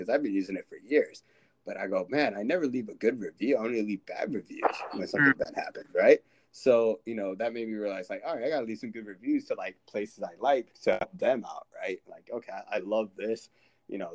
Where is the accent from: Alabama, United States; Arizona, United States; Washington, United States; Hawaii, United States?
Arizona, United States; Phoenix; now in Los Angeles, United States; I was actually in the Phoenix area during my high school time